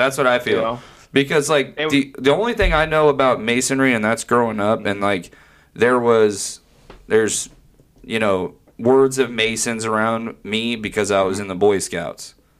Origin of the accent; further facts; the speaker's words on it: Las Vegas, Nevada, United States; I grew up in Las Vegas.